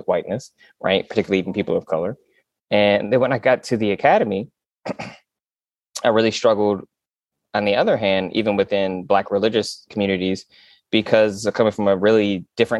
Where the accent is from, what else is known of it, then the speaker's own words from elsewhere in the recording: West Michigan, United States; I'm from West Michigan